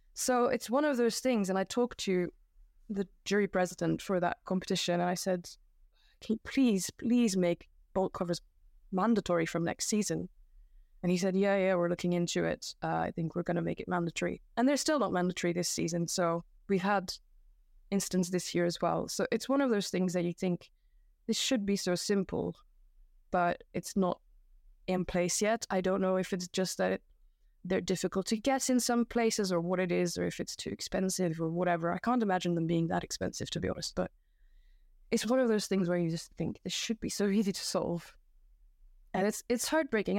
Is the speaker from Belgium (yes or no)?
yes; Belgium; also born or lived in United Kingdom; now in Japan; I'm from Belgium